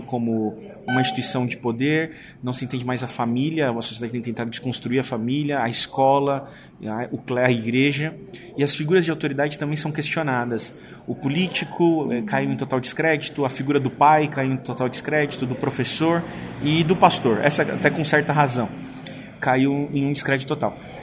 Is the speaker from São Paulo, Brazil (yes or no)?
yes; São Paulo, Brazil; eu sou paulistano, eu amo São Paulo.